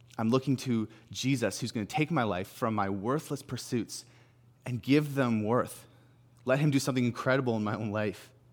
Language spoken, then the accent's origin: English; Salmon Arm, British Columbia, Canada; moved away as an adult; now in Kelowna, Canada; I'm from Sam and Arm.